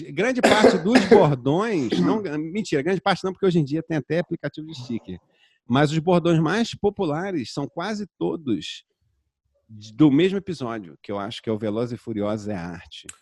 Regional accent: Rio de Janeiro, Brazil; also born or lived in Zona Sul, Rio de Janeiro; eu cresci em Jacarepaguá

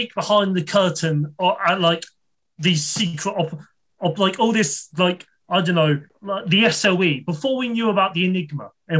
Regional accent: Coventry, West Midlands, United Kingdom; accent: British; I'm from Coventry.

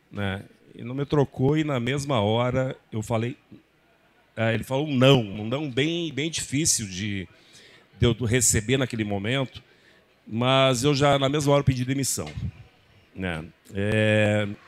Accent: Horizontina, Rio Grande do Sul, Brazil; also born or lived in Três de Maio; Eu sou filho de agricultores, eu vim da roça, da roça mesmo, gente. É, eu nasci em Horizontina, mas morava no interior de 3 de Maio, lá uma, uma vila que chama Manchinha. E ali eu morei até os 5 anos de idade.

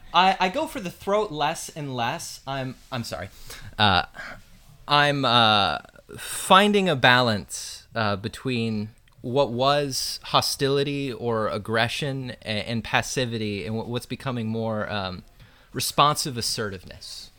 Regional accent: Findlay, Ohio, United States; I grew up mainly in Northwest Ohio, about forty-five minutes south of Toledo in a little town called Findlay

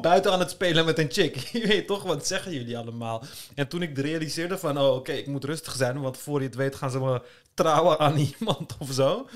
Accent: Netherlands; also born or lived in Istanbul, Turkey; ik kwam dan uit Nederland.

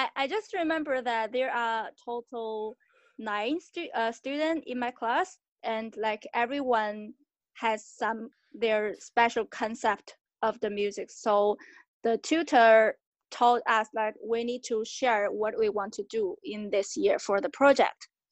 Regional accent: China; also born or lived in United Kingdom; now in Shanghai, China; I'm from China.

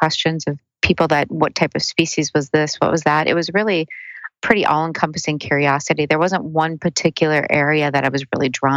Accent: central Minnesota, United States; I did grow up in central Minnesota in actually a pretty small little town

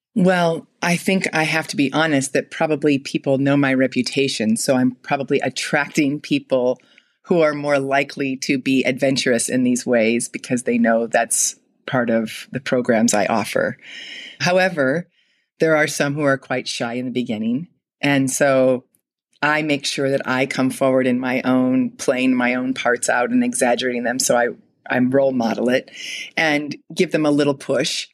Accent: Fort Wayne, Indiana, United States; I grew up in Fort Wayne, Indiana

